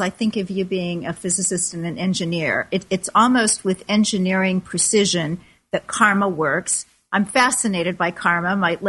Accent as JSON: {"language": "English", "country": "United States", "said": "as an American, now most of us are not raised with reincarnation. I was"}